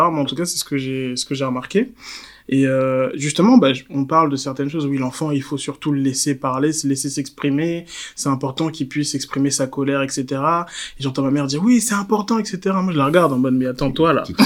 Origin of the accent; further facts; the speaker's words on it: Côte d’Ivoire; en tant qu'Ivoirien